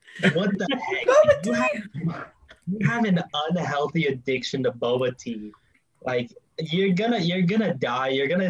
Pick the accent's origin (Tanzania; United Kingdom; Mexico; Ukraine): Mexico; Yeah, like even me, like being friggin' Mexican